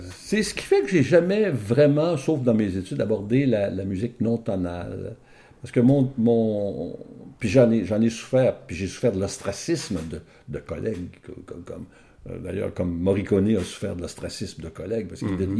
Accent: Ottawa, Ontario, Canada; je suis un franco-ontarien. Ben oui. Je suis d'Ottawa.

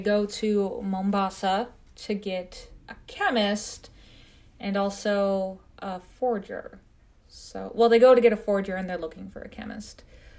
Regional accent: Midwest, United States; accent: Midwestern; I think it's just my Midwestern accent.

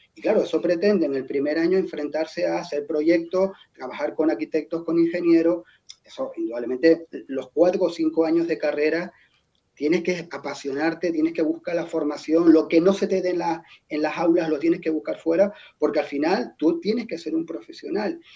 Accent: Tenerife, Canary Islands, Spain; Yo soy de Tenerife, lo, el insular es muy insular y el mar nos atrae bastante

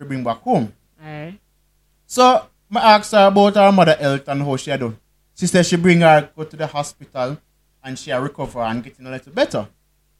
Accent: Jamaica

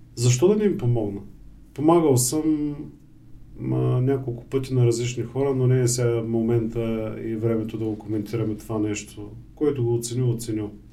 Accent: Bulgaria; ние сме българи

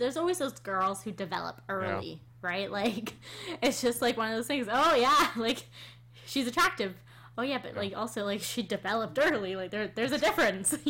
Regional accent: Canada; we're Canadian

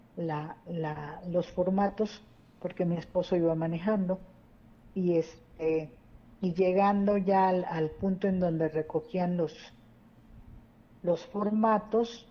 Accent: Mexico; now in Saltillo, Mexico; yo soy de México, ya tengo aquí viviendo 33 años, ¿verdad? Mis dos hijos eh, son saltillenses

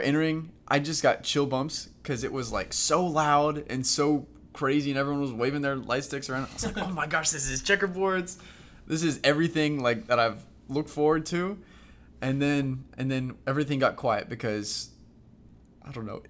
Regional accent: Knoxville, Tennessee, United States; I'm from Knoxville. So I'm from like 20 minutes down the road

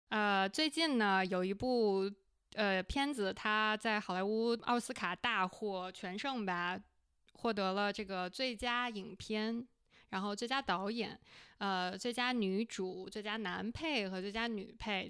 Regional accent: China; moved away as an adult; now in United States; 我们恰好是在美国生活了一段时间，但是是土生土长的中国人

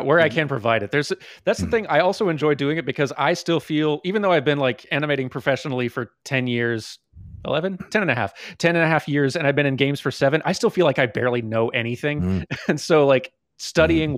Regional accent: Georgia, United States; moved away; I came from Georgia originally

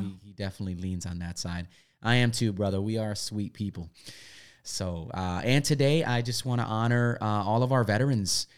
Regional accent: Milwaukee, Wisconsin, United States; moved away; I grew up in Milwaukee, Wisconsin

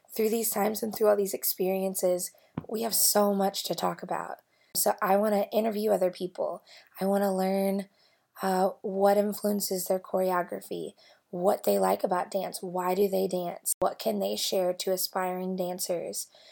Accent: Louisville, Kentucky, United States; moved away as an adult; now in Bentonville, United States; I grew up in Louisville, Kentucky

